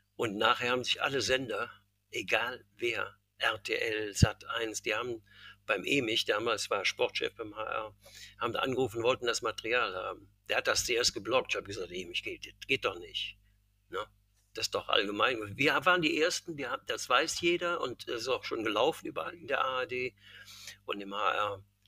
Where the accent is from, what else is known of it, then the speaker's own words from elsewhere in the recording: Cologne, North Rhine-Westphalia, Germany; ich bin ja Kölner, gebürtiger Kölner.